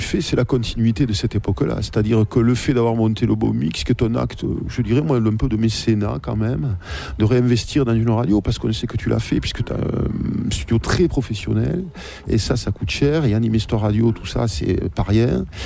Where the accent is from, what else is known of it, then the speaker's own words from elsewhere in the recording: Toulouse, Occitania, France; chez nous à Toulouse